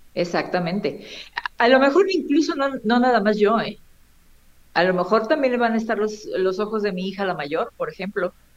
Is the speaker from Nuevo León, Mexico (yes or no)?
yes; Monterrey, Nuevo León, Mexico; moved away; also born or lived in Tampico, Tamaulipas; yo nací en Monterrey, Nuevo León, y de ahí mis padres se fueron a vivir a Tampico, y en Tampico es donde yo conozco a Río